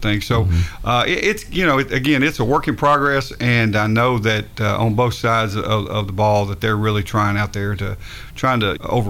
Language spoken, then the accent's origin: English; Gallatin, Tennessee, United States; I grew up in Gallatin pretty much my whole life, been there in Sumner County my whole life